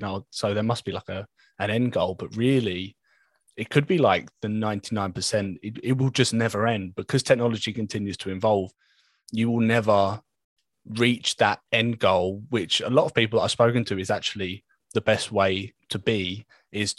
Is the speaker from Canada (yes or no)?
no; London, United Kingdom; moved away as an adult; now in Kent, United Kingdom; I'm from Southeast London and I moved down further into Kent just over a year ago.